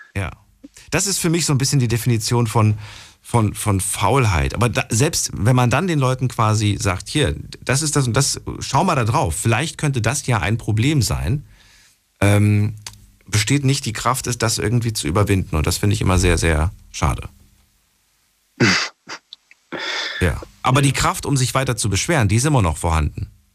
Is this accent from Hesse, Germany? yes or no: yes; Frankfurt, Hesse, Germany; bei uns in Frankfurt